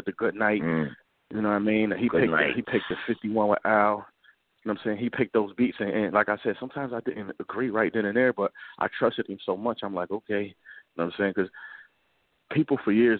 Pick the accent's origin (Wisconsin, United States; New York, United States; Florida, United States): New York, United States; Buffalo; I'm from Montana, right? Montana is a block in Buffalo